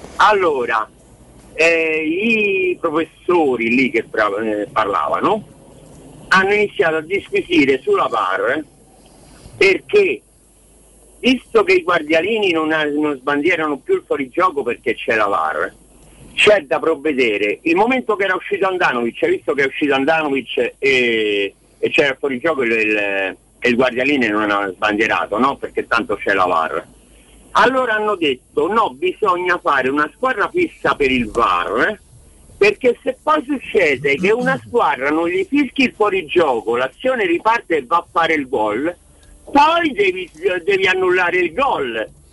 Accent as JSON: {"language": "Italian", "town": "Rome", "region": "Lazio", "country": "Italy", "said": "da romano e romanista"}